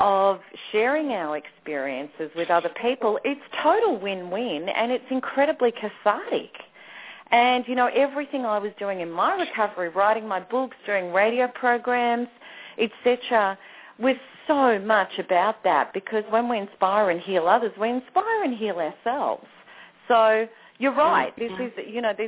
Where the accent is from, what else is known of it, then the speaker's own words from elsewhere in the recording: Australia; Australia, of course, my home country